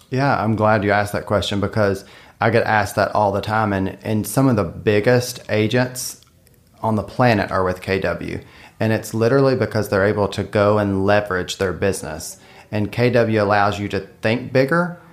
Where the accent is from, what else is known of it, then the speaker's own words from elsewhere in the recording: Western Kentucky, United States; now in Lexington, United States; I'm from Western Kentucky